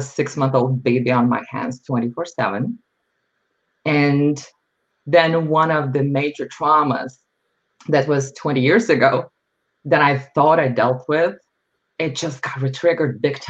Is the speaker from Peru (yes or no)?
no; Lithuania; moved away as an adult; now in United States; I was born and raised in Lithuania